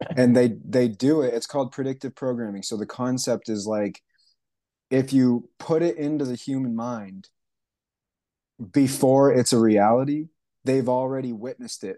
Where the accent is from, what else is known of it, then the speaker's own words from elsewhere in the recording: Canada; moved away as an adult; also born or lived in Hawaii / Alaska / Indonesia; now in Asheville, United States; I was born and raised in Canada. I left there when I was about nineteen